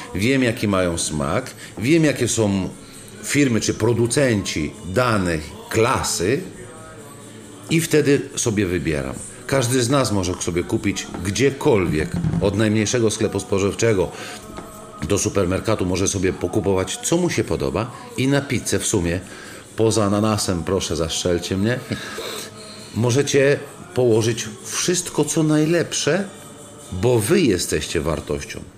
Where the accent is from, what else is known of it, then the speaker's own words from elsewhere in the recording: region near Rome, Lazio, Italy; now in Poland; ja osobiście y, pochodzę z regionu pod Rzymem